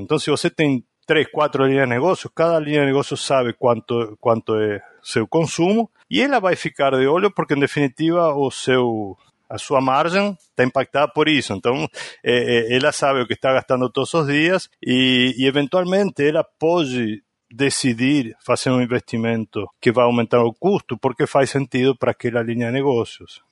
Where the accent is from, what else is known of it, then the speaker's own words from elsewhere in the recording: Argentina; Portuguese is a second language; moved away as an adult; now in Brazil; sou argentino, mas eu já quase moro mais, há mais tempo no Brasil do que o tempo que eu morei na Argentina.